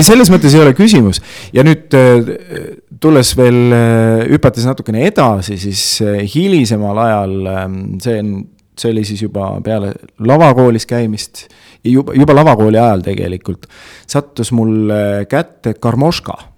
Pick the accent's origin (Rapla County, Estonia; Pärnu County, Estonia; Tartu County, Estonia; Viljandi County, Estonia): Tartu County, Estonia; Tartu; also born or lived in Otepää; ma olen äh, selline põline Tartu poiss olnud, ma olen mm. Tartus äh, sündinud, kasvanud